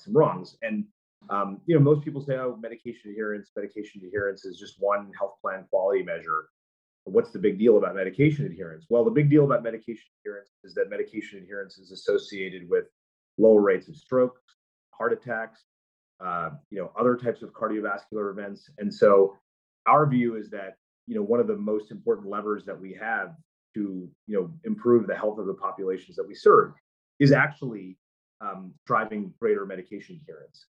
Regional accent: United States; as an American, as a person who lives in this society

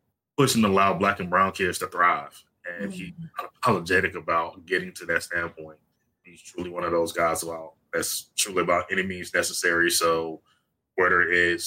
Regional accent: South Georgia, United States; I'm originally from South Georgia

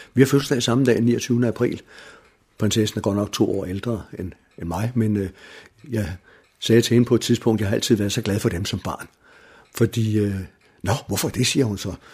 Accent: Denmark; Jeg er født og opvokset i Viam

